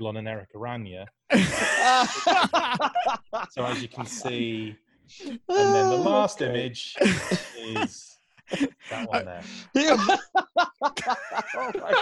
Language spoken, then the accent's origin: English; United Kingdom; I'm from Britain